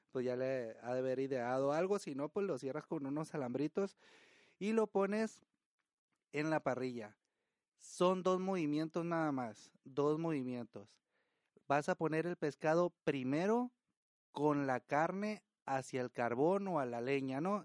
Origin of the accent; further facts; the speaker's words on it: Estación Dimas, Sinaloa, Mexico; now in Tijuana, Mexico; El pueblo donde yo nací se llama Estación Dimas, es, está en Sinaloa